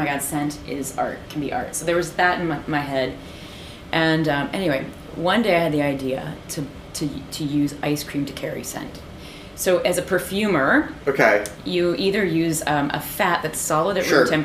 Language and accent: English; Peoria, Illinois, United States; moved away; also born or lived in Ohio; I grew up actually in Peoria before we moved